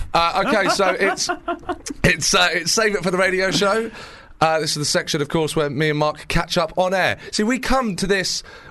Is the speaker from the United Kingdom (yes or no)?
yes; Brighton, South East England, United Kingdom; my hometown Brighton